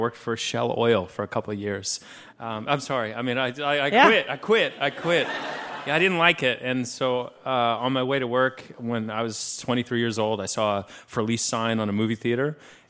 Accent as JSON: {"language": "English", "town": "Austin", "region": "Texas", "country": "United States", "said": "I'm from Austin, Texas."}